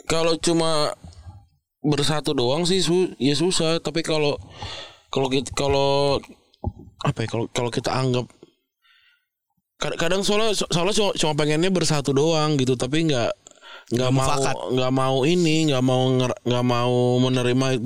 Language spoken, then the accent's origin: Indonesian; West Java, Indonesia; Emang kalau emang kalau gue karena gue Sunda gue harus berhadapan sama keluarga eh, keluarga nyokap gue yang Betawi